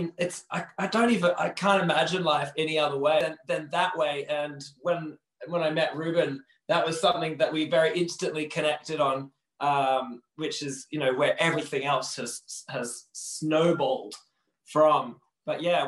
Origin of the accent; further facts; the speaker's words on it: Perth, Western Australia, Australia; accent: Australian; moved away as an adult; now in Manchester, United Kingdom; I was born in Perth in Western Australia